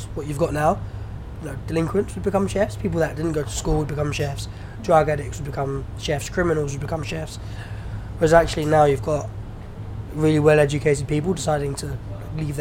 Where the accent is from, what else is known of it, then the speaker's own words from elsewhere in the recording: United Kingdom; I'm British born. My parents are Iranian